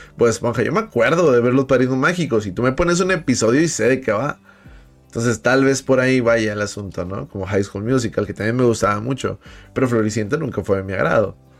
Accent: Monterrey, Nuevo León, Mexico; Yo soy de Monterrey

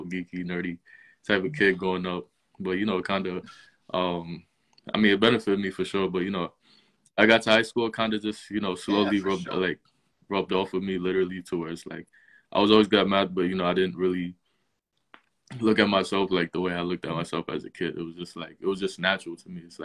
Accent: New York City, New York, United States; also born or lived in Queens, New York; I'm originally from Brooklyn. Actually, I'm in Queens now, but I'm originally from Brooklyn. I lived in Brooklyn up until I was 17

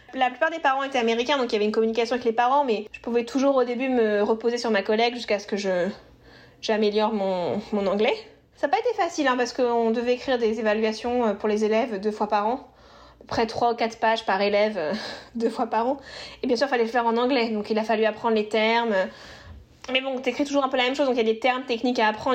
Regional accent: Normandy, France; moved away as an adult; now in Boston, United States; je suis franco-italienne. Je viens de Normandie, dans le nord de la France

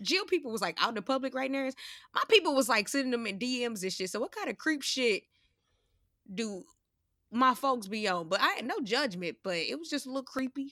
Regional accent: New York, United States; accent: New York; my New York accent

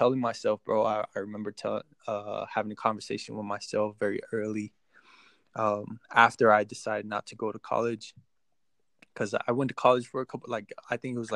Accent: Texas, United States; also born or lived in Mexico; I was born in Mexico, raised in Texas most of my life

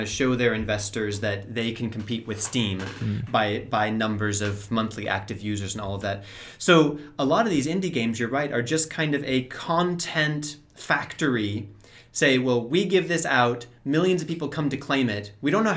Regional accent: California, United States; now in Prague, Czech Republic; I'm from California and I'm living in Prague now

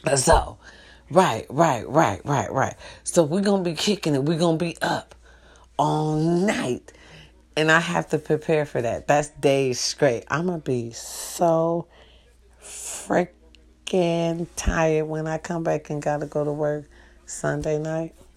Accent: Wisconsin, United States; now in California, United States; Wisconsin. Babe, I was born out there

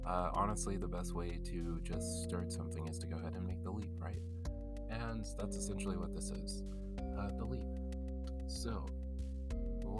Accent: South Alabama, United States; born or raised there; also born or lived in California / Barbados (family)

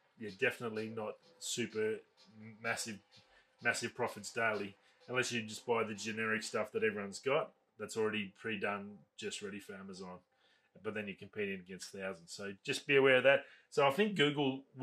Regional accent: Australia; as an Australian

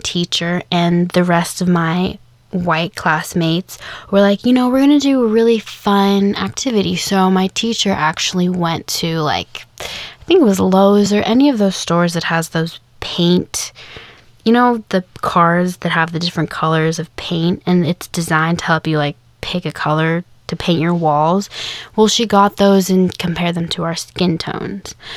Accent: Kansas, United States; now in the South, United States; I grew up in Kansas

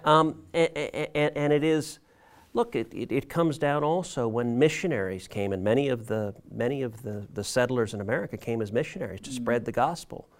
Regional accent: Texas, United States; I grew up in Texas.

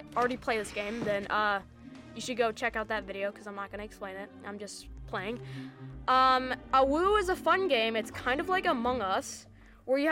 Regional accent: United States; we're American

